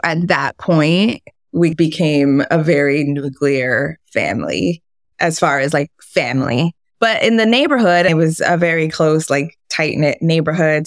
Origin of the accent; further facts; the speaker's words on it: New York City, New York, United States; We grew up on the Lower East Side of Manhattan.